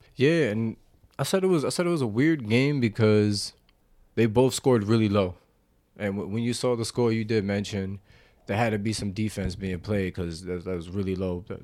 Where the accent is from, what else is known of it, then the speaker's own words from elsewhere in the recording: New Jersey, United States; We're from Jersey